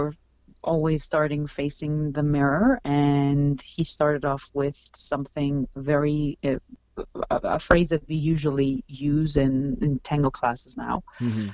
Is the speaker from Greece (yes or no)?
yes; Greece; moved away as an adult; now in Toronto, Canada; I grew up in Greece